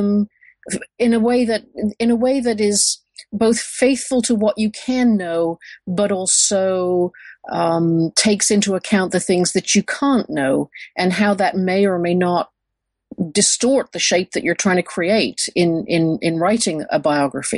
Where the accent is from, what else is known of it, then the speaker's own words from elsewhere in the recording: United Kingdom; moved away as an adult; also born or lived in Michigan, United States; now in Texas, United States; I grew up in Britain and I did my undergraduate work there